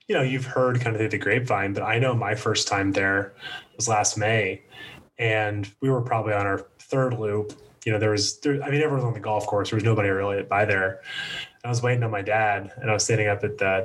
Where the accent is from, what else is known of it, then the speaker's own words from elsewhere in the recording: Atlanta, Georgia, United States; growing up in Atlanta